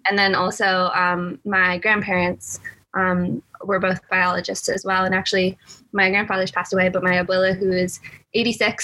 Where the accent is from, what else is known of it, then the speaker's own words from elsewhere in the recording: Half Moon Bay, California, United States; I grew up in California, very close to Stanford, actually, in a place called Half Moon Bay.